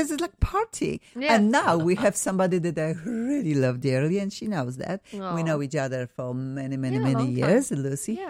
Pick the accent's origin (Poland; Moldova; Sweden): Poland; English is a second language; moved away; we are from Poland originally.